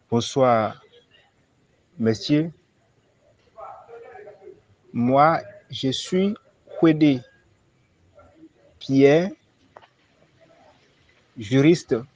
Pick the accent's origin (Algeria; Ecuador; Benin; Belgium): Benin; Je suis béninois.